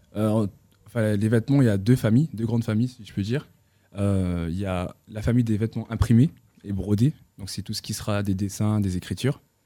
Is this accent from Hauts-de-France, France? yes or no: yes; Roubaix, Hauts-de-France, France; also born or lived in Tourcoing; J'ai grandi à Roubaix et Tourcoing.